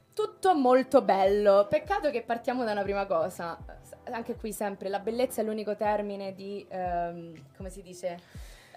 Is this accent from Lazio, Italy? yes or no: yes; Rome, Lazio, Italy; moved away as an adult; also born or lived in London; Nata, cresciuta a Roma